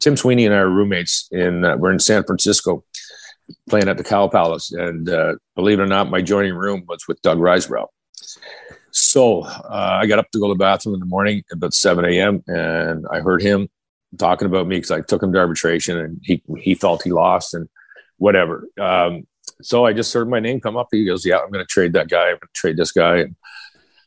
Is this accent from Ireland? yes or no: no; Kingston, Ontario, Canada; growing up in Kingston, I played defense